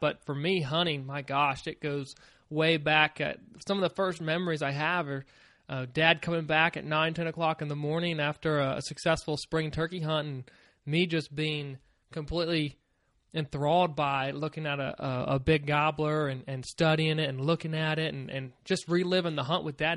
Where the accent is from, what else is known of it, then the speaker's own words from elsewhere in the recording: Virginia, United States; moved away as an adult; also born or lived in Maryland; I grew up in Virginia. I lived there for about twenty years